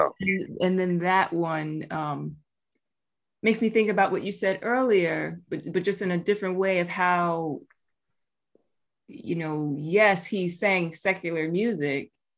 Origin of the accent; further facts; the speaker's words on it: New York City, New York, United States; Hey, you know? Now. My hometown.